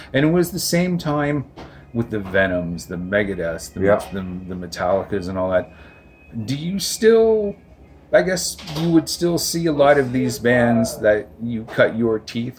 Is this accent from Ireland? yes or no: no; Canada; You know, I totally agree with you about being Canadian does kind of hurt.